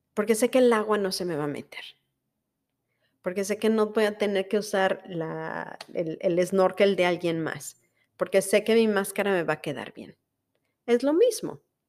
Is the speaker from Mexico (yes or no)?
yes; Mexico; first language Spanish; now in United States; Soy mexicana y como tal hablo español.